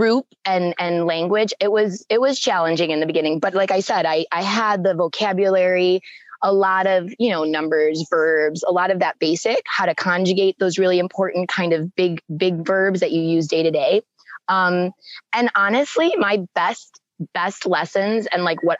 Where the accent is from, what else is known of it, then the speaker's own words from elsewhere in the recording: Buffalo, New York, United States; moved away as an adult; also born or lived in Puerto Vallarta area, Mexico; now in Mexico; I grew up in Buffalo on the east side in Kaisertown, urban